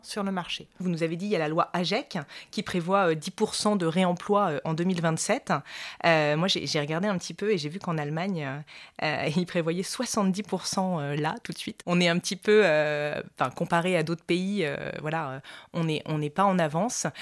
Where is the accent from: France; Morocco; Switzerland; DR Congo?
France; Montpellier, Occitania; moved away as an adult; now in Romans-sur-Isère, France; moi j'ai grandi à Montpellier, dans le sud de la France